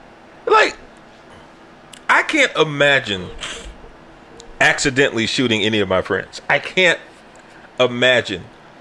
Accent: Canada; I'm Canadian. We don't got

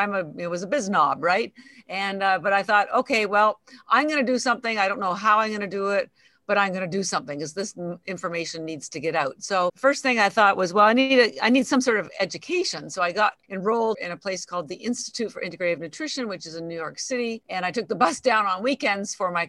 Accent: Canada; moved away as an adult; now in Boston, United States; I'm actually Canadian, but I have lived in Boston for 33 years, a long time

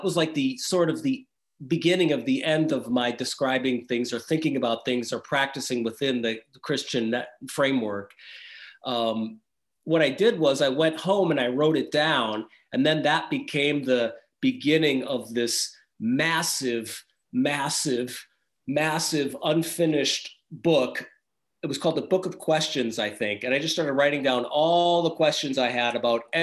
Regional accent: Wisconsin, United States; moved away as an adult; now in Austria; I was raised in Wisconsin, in the Midwest in America

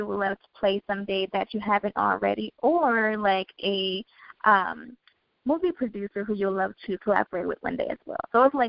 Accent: Michigan, United States; I'm actually from Michigan. I live in Michigan now, so that's interesting to learn. I am in Ypsilanti. It's about 45 minutes from Detroit, actually.

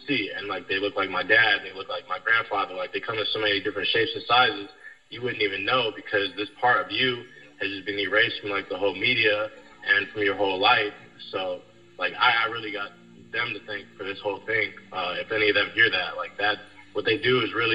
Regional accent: Detroit, Michigan, United States; I'm from Detroit, which is the blackest major city in America.

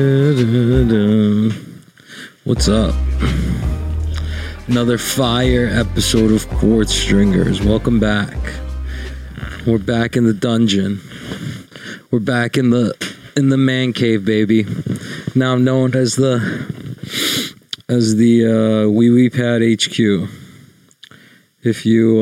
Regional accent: New York, United States; I'm from New York

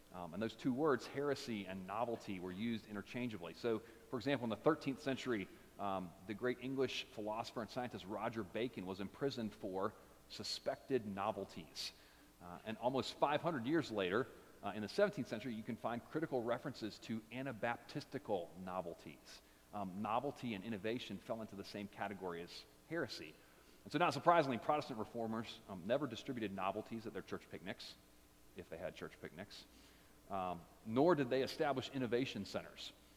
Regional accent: United States; for us as Americans

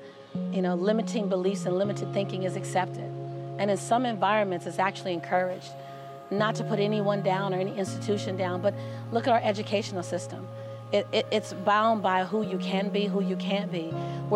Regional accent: Los Angeles, California, United States; Born and raised in South Central Los Angeles, having three fights a week just to get home from

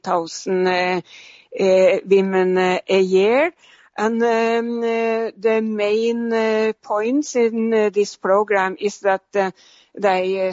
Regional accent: Norway; moved away; my home country, Norway

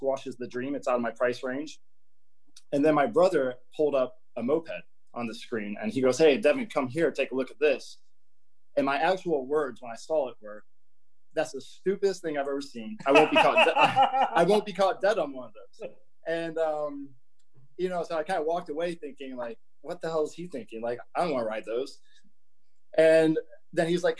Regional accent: Elkhart, Indiana, United States; I grew up in a little town, Elkhart, Indiana, which is about 100 miles east of Chicago

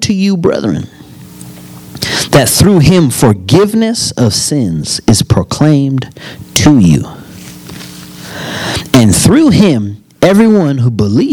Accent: United States; I'm an American citizen. Why is that? Because I was born here

